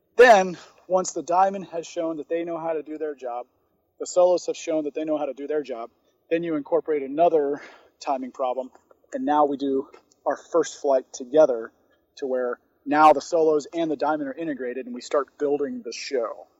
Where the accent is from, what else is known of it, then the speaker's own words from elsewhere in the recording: Atlanta, Georgia, United States; I grew up in Atlanta